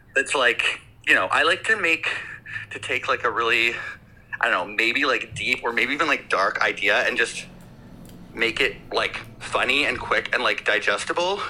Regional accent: Victoria, British Columbia, Canada; also born or lived in Vancouver; I was born and raised in Victoria.

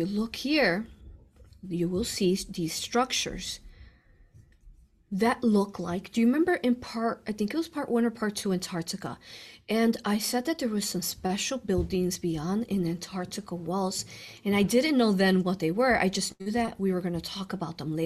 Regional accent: Chicago, Illinois, United States; I was born in Cook County Hospital, Chicago. I was born and raised there

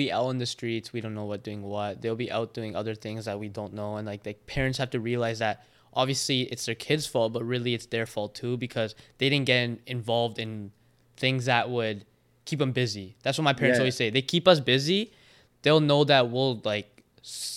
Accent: Prince George, British Columbia, Canada; also born or lived in Vancouver; But growing up in Prince George

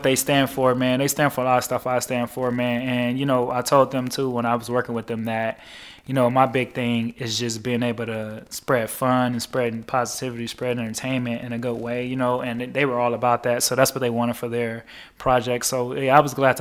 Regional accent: Chicago, Illinois, United States; my life growing up on the South Side of Chicago

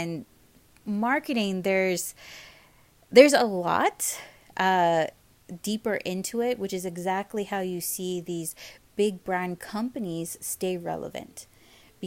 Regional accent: Hawaii, United States; moved away as an adult; growing up in Hawaii

